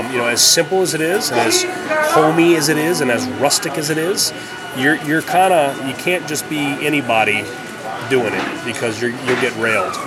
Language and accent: English; New Orleans, Louisiana, United States; moved away; growing up in New Orleans